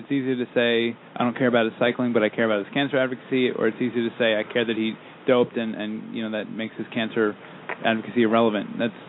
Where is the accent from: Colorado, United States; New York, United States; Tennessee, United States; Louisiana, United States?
New York, United States; Islip; There's two ice lips. One is my hometown.